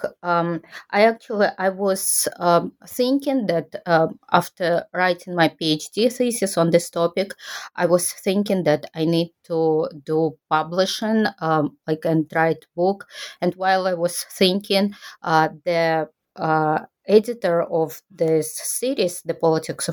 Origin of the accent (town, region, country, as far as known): Kazakhstan; moved away as an adult; now in Japan